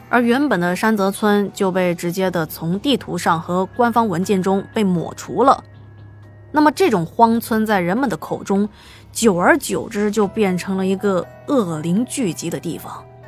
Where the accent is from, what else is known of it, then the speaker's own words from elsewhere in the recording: China; 我们中国人